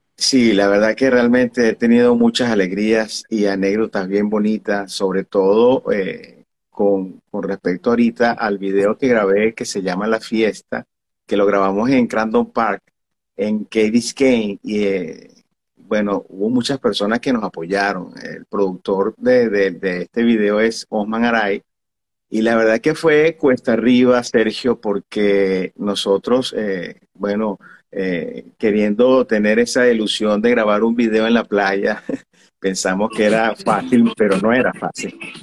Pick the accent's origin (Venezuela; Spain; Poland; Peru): Venezuela; now in Miami, United States; yo soy venezolano